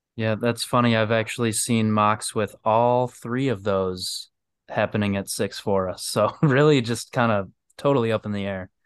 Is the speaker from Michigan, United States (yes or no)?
yes; Michigan, United States; I'm from Michigan